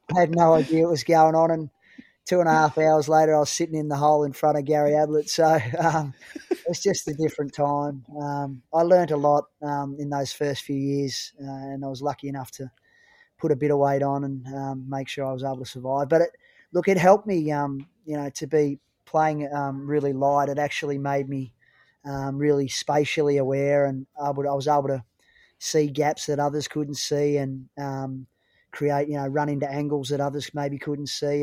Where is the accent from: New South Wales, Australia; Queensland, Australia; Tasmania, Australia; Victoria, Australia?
Victoria, Australia; Chiltern; I was playing local footy, um, at my hometown of Chiltern, um, which was up near Aubrey Wodonga